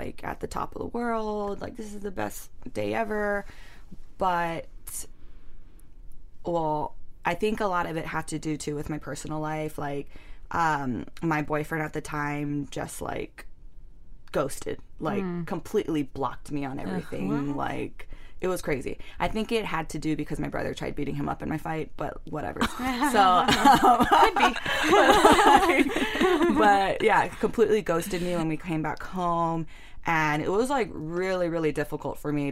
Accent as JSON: {"language": "English", "region": "Hawaii", "country": "United States", "tie": "born or raised there", "said": "it's Hawaii, it's my hometown"}